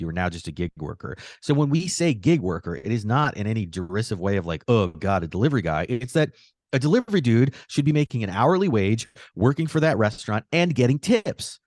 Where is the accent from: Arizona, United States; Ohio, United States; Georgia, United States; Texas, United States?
Arizona, United States; Phoenix; now in New York, United States; I grew up in Arizona, so everything was on an hour earlier